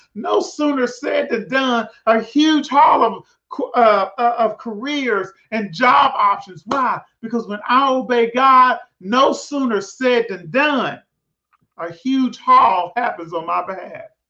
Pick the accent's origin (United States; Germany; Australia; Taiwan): United States; Prescott, Arkansas; moved away; I'm from Prescott, Arkansas, a little small town